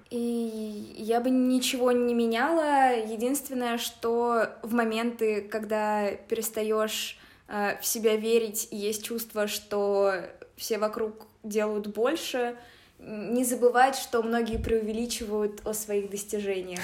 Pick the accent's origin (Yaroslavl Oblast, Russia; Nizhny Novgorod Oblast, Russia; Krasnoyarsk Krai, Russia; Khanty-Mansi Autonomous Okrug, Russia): Nizhny Novgorod Oblast, Russia; Nizhny Novgorod; moved away as an adult; now in Moscow, Russia; я из Нижнего Новгорода, училась вместе с Ваней в сороковом лицее